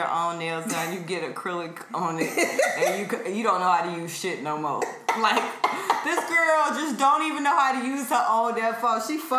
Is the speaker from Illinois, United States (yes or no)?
yes; Chicago, Illinois, United States; I'm from Chicago. I grew up